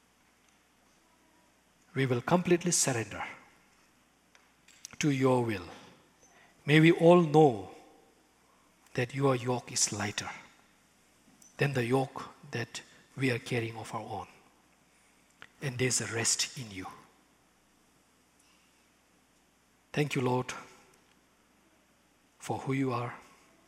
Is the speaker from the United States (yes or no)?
no; Bhutan; English is a second language; moved away